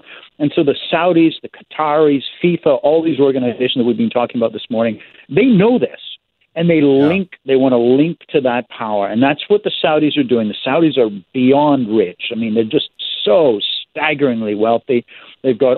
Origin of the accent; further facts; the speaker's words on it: Canada; I'm the Canadian